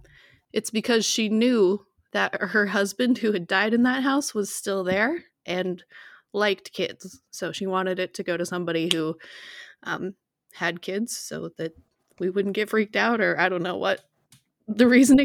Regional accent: Butte, Montana, United States; It's this tiny little like old mining town, and the house that we lived in was built in like 1901 or something

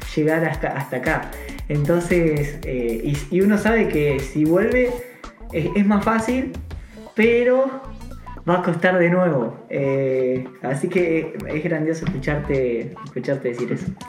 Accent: Argentina; moved away as an adult; now in Copenhagen, Denmark; yo como argentino

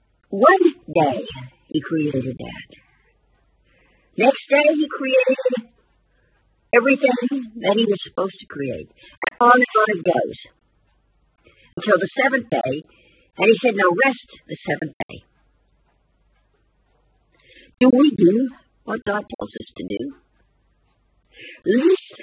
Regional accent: United States; I'm an American

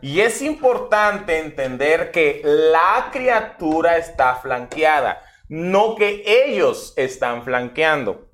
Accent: Mexico; somos mexicanos

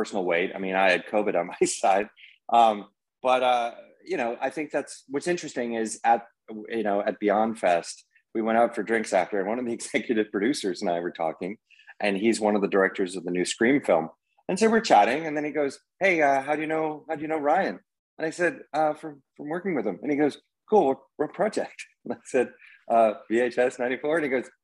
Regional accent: Canada; being a Canadian

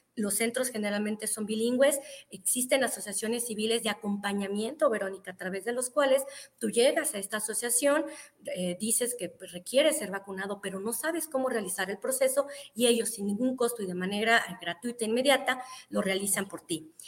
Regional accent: Zacatecas, Mexico; moved away as an adult; now in United States; yo me considero zacatecana de corazón, toda mi familia es de allá, yo nací allá, estoy aquí por cuestiones laborales

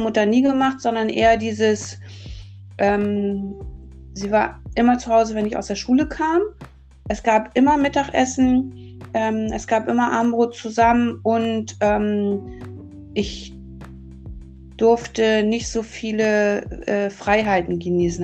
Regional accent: Hamburg, Germany; now in Lüneburg Heath, Germany; Ich bin in Hamburg geboren, 1968 und aufgewachsen in Hamburg-Uhlenhorst als Einzelkind.

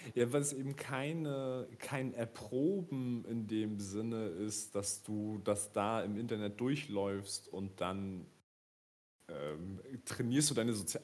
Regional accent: Rostock, Mecklenburg-Vorpommern, Germany; ich als Rostocker

